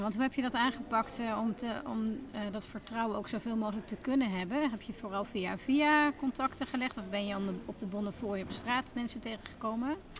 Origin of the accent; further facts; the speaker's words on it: Tilburg, North Brabant, Netherlands; my hometown Tilburg